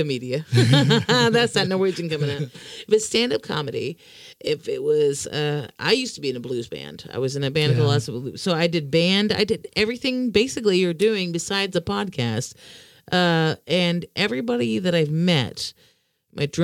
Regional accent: Florida, United States; now in Norway; I come from Florida

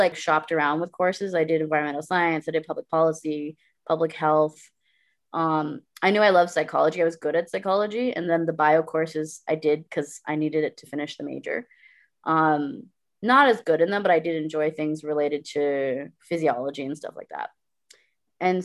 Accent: Guyana; moved away as an adult; also born or lived in Brampton, Ontario, Canada; now in Canada; I lived here until I was 8 in this Indo-Caribbean family because my parents are Guyanese, right? And then we moved to Guyana when I was 8, and I was there for 10 years

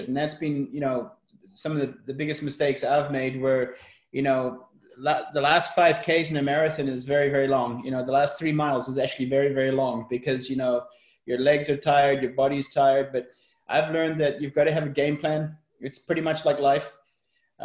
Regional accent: South Africa; I was brought up in South Africa

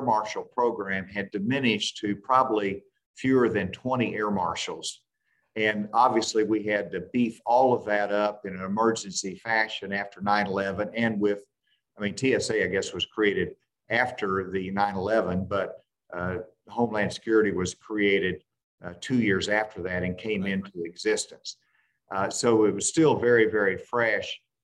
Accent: Arkansas, United States; a president from my home state

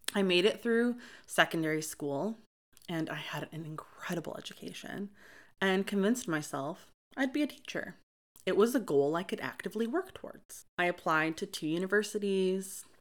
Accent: Lansing, Michigan, United States; I was born and raised in Lansing, Michigan by my great-grandmother

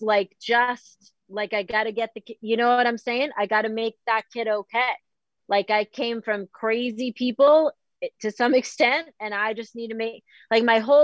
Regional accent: Boston, Massachusetts, United States; I'm from Boston

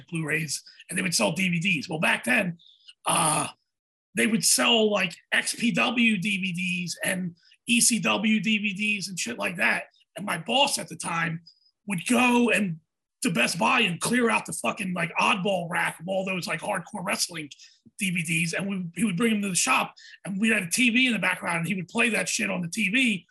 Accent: Atlantic City, New Jersey, United States; also born or lived in Philadelphia; I'm from like South Jersey. I'm from Atlantic City, Philadelphia area.

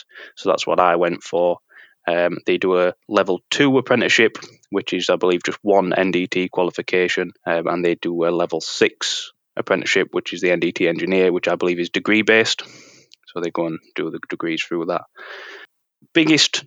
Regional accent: Sheffield, Yorkshire and the Humber, United Kingdom; being from sort of Sheffield and the local area

